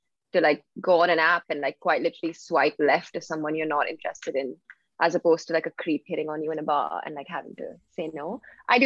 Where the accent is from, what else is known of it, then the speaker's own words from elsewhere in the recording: Mumbai, Maharashtra, India; moved away as an adult; also born or lived in Philadelphia; now in London, United Kingdom; I'm originally from Bombay.